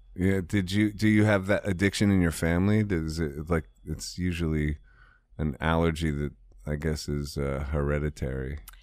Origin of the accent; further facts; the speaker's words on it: Ohio, United States; I'm from Ohio